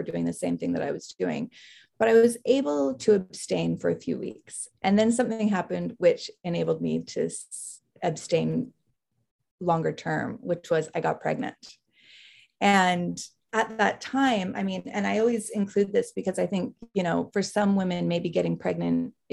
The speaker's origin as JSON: {"language": "English", "town": "Salt Lake City", "region": "Utah", "country": "United States", "tie": "born or raised there", "also_born_or_lived": "Philadelphia", "moved": "as an adult", "said": "I grew up in Salt Lake City, Utah"}